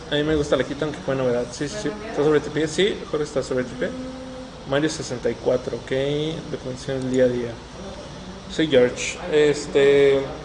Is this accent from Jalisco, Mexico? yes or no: yes; Guadalajara, Jalisco, Mexico; somos de Guadalajara, Jalisco, México.